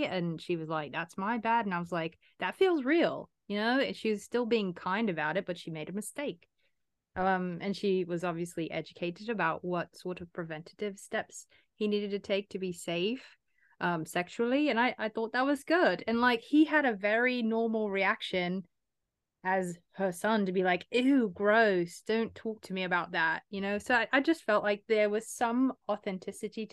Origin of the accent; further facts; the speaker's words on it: United States; As an American